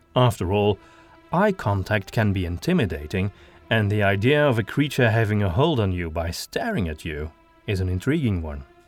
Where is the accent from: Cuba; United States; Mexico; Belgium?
Belgium; Antwerp, Flanders; accent: Antwerp Flemish; English is a second language; my native accent. However, I'm from Antwerp